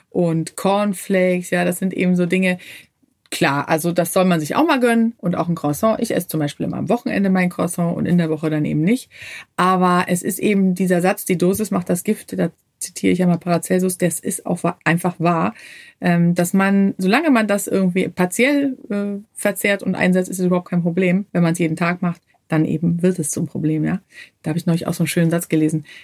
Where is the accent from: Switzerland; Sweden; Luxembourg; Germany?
Sweden; Ja, als Schwedin ist klar, da hat man den Kühlschrank voller Knäckebrot.